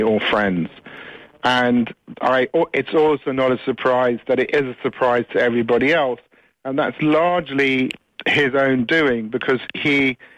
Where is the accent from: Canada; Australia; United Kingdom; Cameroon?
United Kingdom; England; also born or lived in United States; I can't call myself Irish because I was, you know, I was raised in England and I wasn't exposed to the Irish culture.